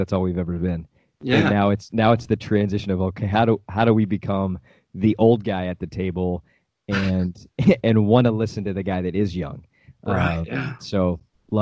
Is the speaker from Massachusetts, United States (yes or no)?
no; Amarillo, Texas, United States; moved away as an adult; now in Dallas, United States; I grew up in Amarillo